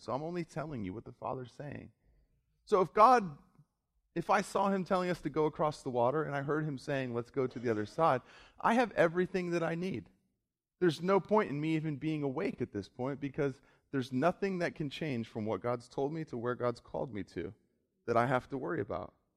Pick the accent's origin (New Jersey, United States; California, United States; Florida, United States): Florida, United States; South; I grew up in South Florida.